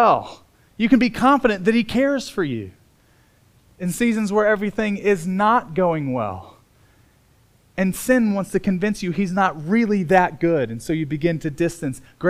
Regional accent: Bloomington, Indiana, United States; I was born in Bloomington, Indiana. I grew up on a farm

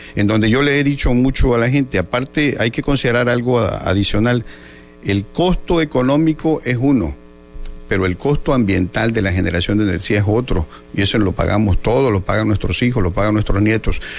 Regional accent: Cunduacán, Tabasco, Mexico; en mi pueblo, en Cunduacán

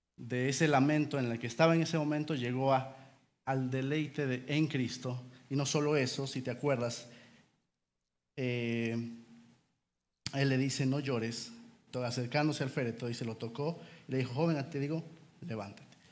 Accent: Peru; somos de Perú

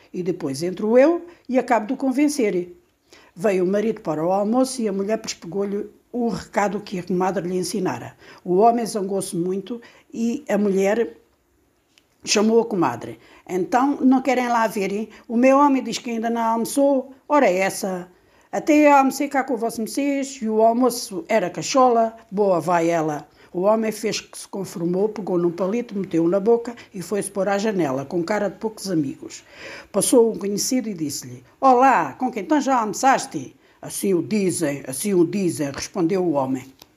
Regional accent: Alentejo, Portugal; tenho 61 anos e sou do Alentejo

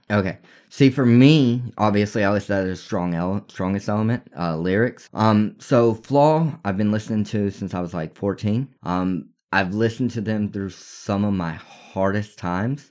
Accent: Texas, United States; We're from Texas

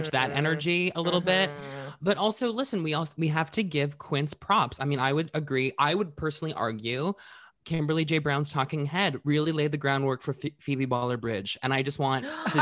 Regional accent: Canada; I am from Canada

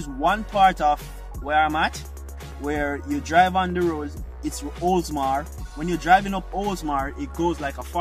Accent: Jamaica; moved away as an adult; now in Florida, United States; as a Jamaican

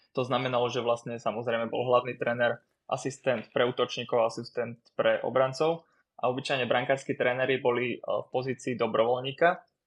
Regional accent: Bratislava, Bratislava Region, Slovakia; moved away as an adult; now in Litvínov, Czech Republic; na Slovene, keď som vyrastal, ale aj v, na Hobe v Bratislave

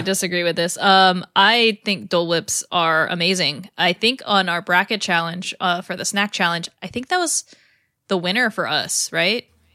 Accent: California, United States; from California and growing up in California

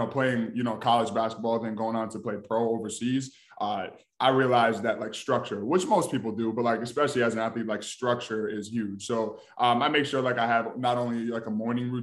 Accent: Albany, New York, United States; moved away as an adult; now in Texas, United States; I am from Albany, New York. That is upstate New York, born and raised.

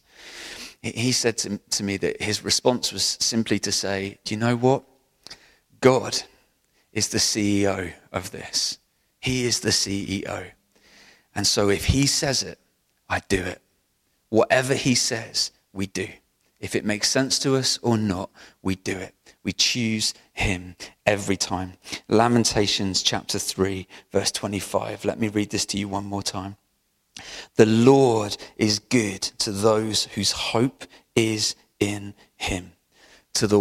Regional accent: Bristol, South West England, United Kingdom; where I was from Hartcliffe in South Bristol

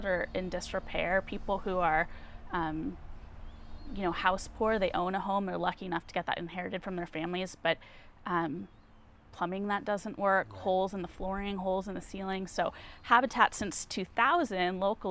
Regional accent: Los Angeles, California, United States; moved away as an adult; also born or lived in San Diego, California; now in Santa Barbara, United States; growing up in Los Angeles, kind of the homeless capital

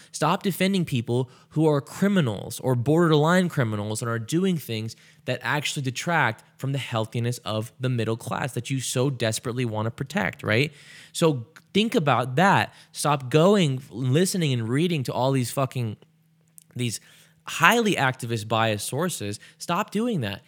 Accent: United States; I was born in America

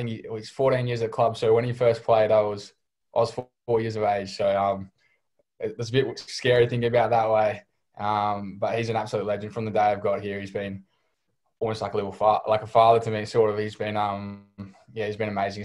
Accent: Perth, Western Australia, Australia; I grew up in Perth

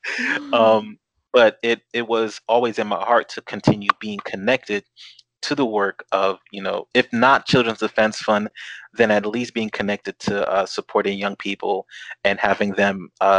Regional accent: Newark, New Jersey, United States; growing up in Newark, being surrounded by that vibrancy

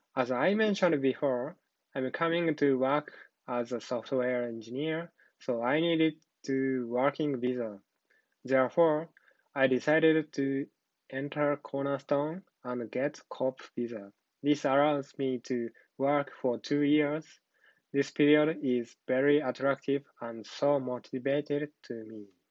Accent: Nara, Japan; English is a second language; moved away as an adult; now in Vancouver, Canada; I'm from Nara, Japan.

